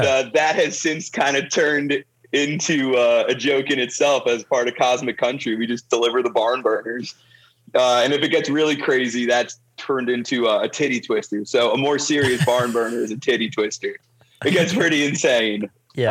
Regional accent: Toms River, New Jersey, United States; moved away as an adult; now in Nashville, United States; I was born and raised in Toms River, New Jersey

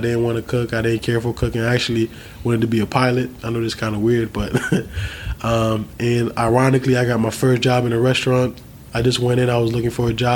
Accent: Haiti; moved away; also born or lived in New Jersey; I was born in Haiti

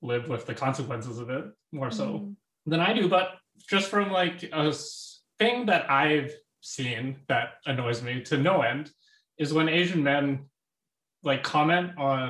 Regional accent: Calgary, Alberta, Canada; I grew up in Calgary, Alberta.

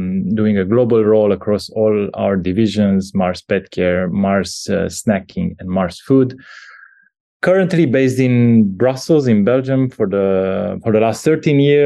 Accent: Bucharest, Romania; I'm a Romanian. I was born in Bucharest back in the 80s

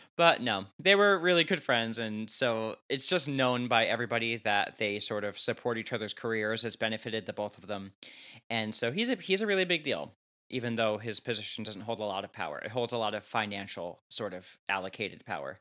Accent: New Jersey, United States; I'm from New Jersey, like 20 minutes outside of New York City, loud and proud

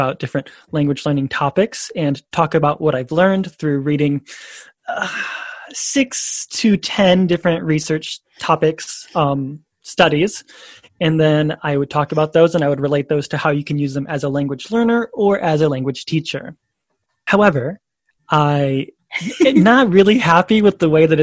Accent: Indiana, United States; moved away as an adult; also born or lived in Chicago / France / China; now in Saitama, Japan; I'm originally from Indiana in the United States

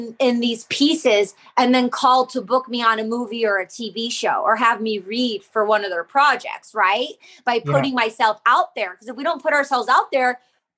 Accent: Detroit, Michigan, United States; I grew up in the Detroit electronic music scene with all the best international DJs from around the world

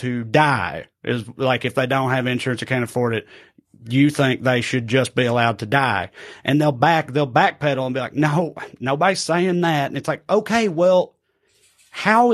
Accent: United States; I'm from America

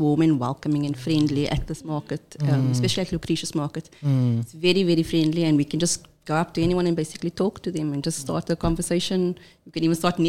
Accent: Cape Town, Western Cape, South Africa; I'm from Mitchell's Plain

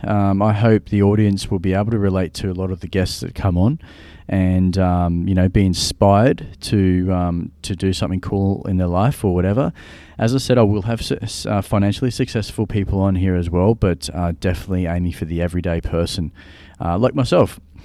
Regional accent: Australia; I'm from Australia.

